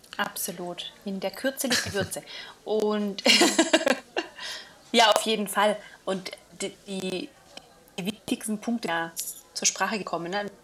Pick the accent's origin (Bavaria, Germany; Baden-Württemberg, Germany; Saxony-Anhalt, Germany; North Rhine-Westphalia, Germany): Baden-Württemberg, Germany; near Villingen-Schwenningen; in meiner Heimat ähm, zu Hause, Villingen-Schwenningen. Also nicht ganz hm. Heimat, aber ja. Nachbarort